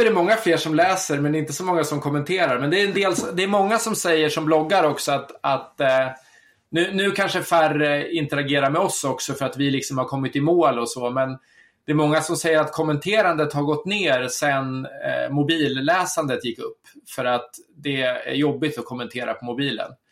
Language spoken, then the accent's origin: Swedish; Södertälje, Stockholm County, Sweden; moved away; also born or lived in Guadalajara, Mexico; jag är född och uppvuxen i Södertälje